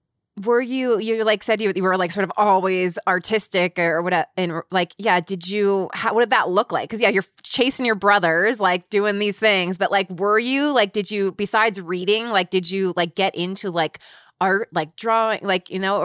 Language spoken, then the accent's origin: English; Cincinnati, Ohio, United States; I grew up in Cincinnati, Ohio, and went to Catholic schools.